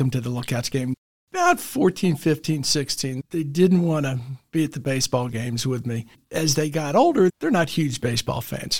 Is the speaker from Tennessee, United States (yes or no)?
yes; Memphis, Tennessee, United States; also born or lived in Alabama; now in Chattanooga, United States; I was raised in Memphis